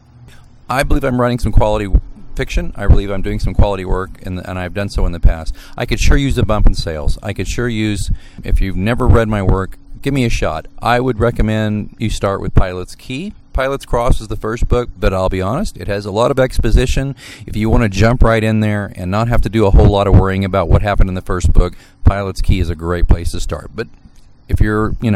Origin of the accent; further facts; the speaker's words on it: Missouri, United States; I'm from Missouri.